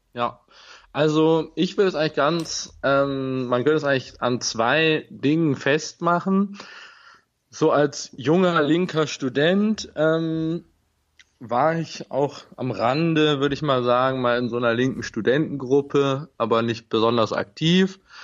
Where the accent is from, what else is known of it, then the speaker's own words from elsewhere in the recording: Bremen, Germany; moved away as an adult; now in Vienna, Austria; ich komme gebürtig aus Bremen und ähm, habe dort auch, äh, bin dort in der Nähe von Bremen aufgewachsen